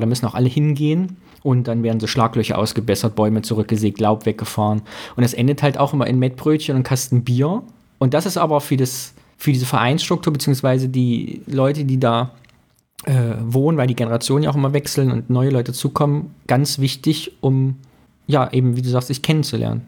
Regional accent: Thuringia, Germany; bei uns in Thüringen

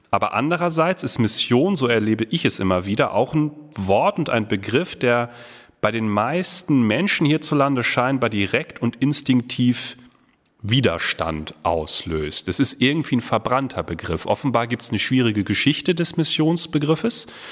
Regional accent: North Rhine-Westphalia, Germany; moved away as an adult; also born or lived in Ruhr area; now in Herford, Germany; Ich bin tatsächlich gebürtiger Ostwestfale

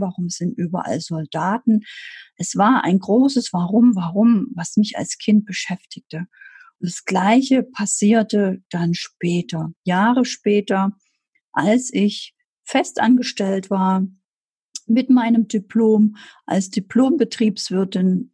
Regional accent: Germany; Ich bin 1978 in der DDR geboren. Ich bin also aufgewachsen in einem System, wo ich mich nicht wohlfühlte.

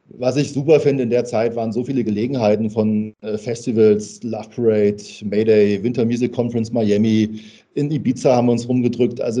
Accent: Hesse, Germany; Ich bin äh, gebürtiger Hesse und das hört man manchmal auch.

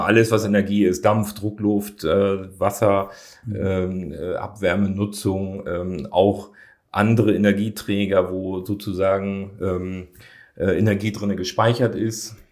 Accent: Hamburg, Germany; da habe ich als Jugendlicher äh, dann gejobbt. Da bin ich dann samstags von Wilhelmsburg mit dem Rad drüber gekommen

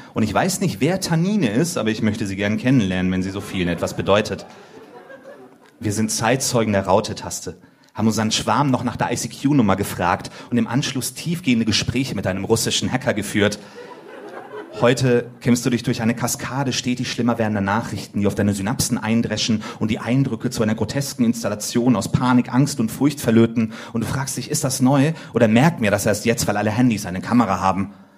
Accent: Finland; ich bin auch Finne.

